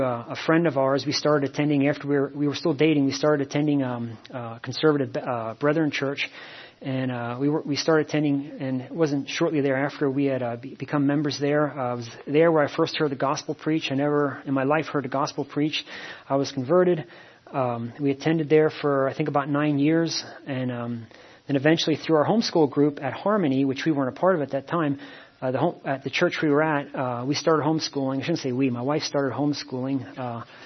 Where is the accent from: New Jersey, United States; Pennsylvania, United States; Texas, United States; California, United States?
Pennsylvania, United States; Shoemakersville; also born or lived in Reading, Pennsylvania / Hawaii; I grew up on a farm in a little town called outside of Shoemakersville